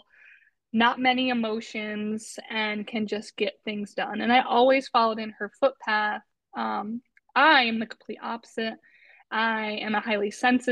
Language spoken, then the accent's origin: English; Westfield, Massachusetts, United States; where I grew up in Westfield, Massachusetts.